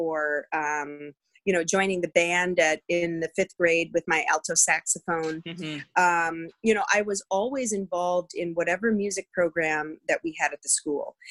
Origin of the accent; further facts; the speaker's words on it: just outside of Green Bay, Northeast Wisconsin, United States; I grew up in the great land of Wisconsin, the Midwest, mm-hmm. Northeast Wisconsin, just outside of Green Bay on a working farm